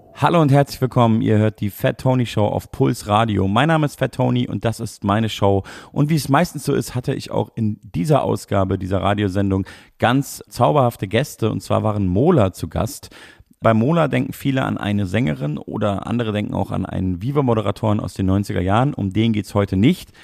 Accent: Munich, Bavaria, Germany; die ja auch meine Heimatstadt ist.

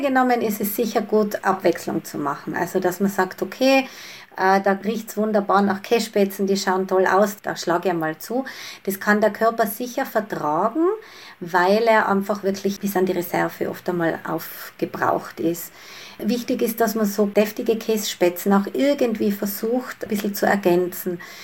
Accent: Tyrol, Austria; bei uns in Tirol

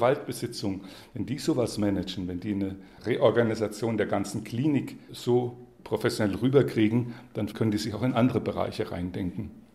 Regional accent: Würzburg, Bavaria, Germany; als Würzburger

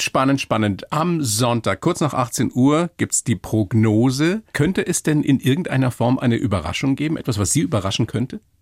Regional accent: Bavaria, Germany; im ländlichen Raum bei uns in Bayern

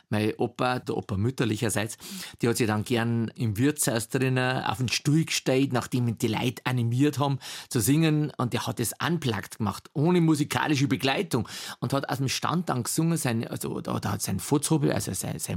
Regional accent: Bavaria, Germany; Oberpfälzer, natürlich. Und wir haben auch Dialektschmerzen dürfen, auch im Unterricht.

